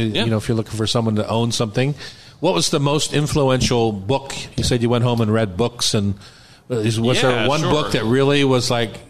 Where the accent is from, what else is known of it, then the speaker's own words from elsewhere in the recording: Philadelphia, Pennsylvania, United States; moved away; I come from the Philadelphia cheesesteak kind of roll